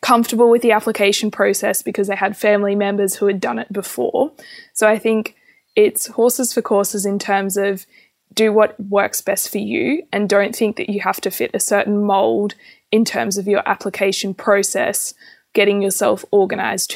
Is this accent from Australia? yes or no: yes; Australia; I'm from a rural area